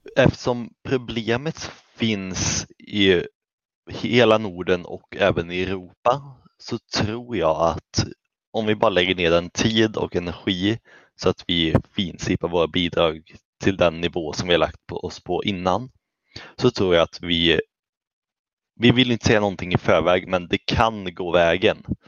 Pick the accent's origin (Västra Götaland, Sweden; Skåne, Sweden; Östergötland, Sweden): Västra Götaland, Sweden; Källby; jag kommer från Källby